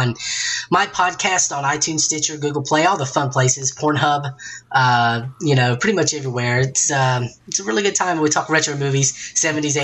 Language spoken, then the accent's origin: English; Charlotte, North Carolina, United States; I grew up in Charlotte, North Carolina